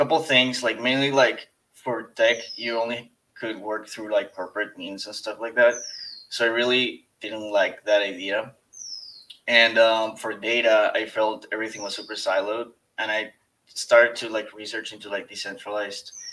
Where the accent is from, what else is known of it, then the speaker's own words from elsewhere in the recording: Ecuador; I'm from Ecuador